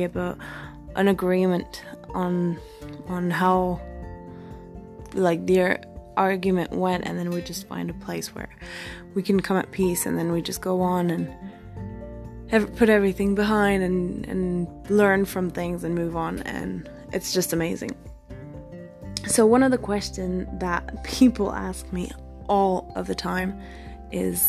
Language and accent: English; Belgium; moved away as an adult; also born or lived in Australia; I'm from Belgium